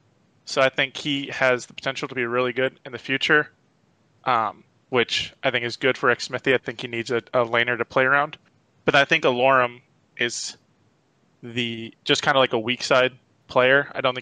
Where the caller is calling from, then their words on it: Dayton, Ohio, United States; Dayton, Ohio.